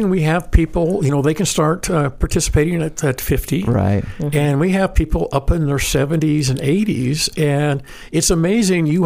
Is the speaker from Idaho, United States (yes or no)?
yes; Idaho, United States; Like growing up in Idaho